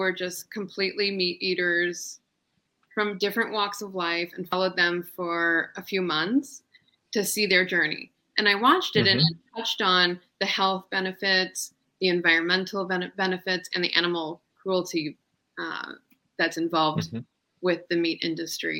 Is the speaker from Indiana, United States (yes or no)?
no; Columbus, Ohio, United States; I'm from Columbus, Ohio.